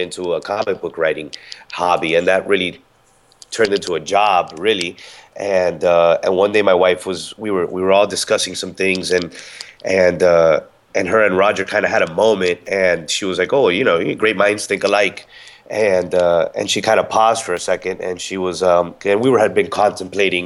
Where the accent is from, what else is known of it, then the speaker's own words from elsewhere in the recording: Miami, Florida, United States; now in Tampa, United States; I'm originally from Miami, but now I reside in Tampa.